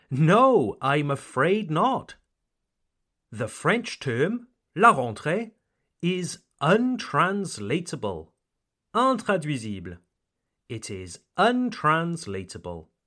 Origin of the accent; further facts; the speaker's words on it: United Kingdom; I am British, and I only went to school in the United Kingdom